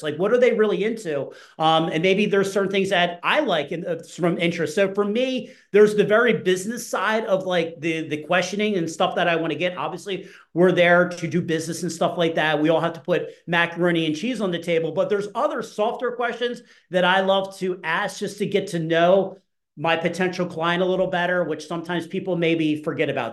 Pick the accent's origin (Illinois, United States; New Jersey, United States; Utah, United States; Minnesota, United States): New Jersey, United States; I grew up in New Jersey. So I grew up by the beach.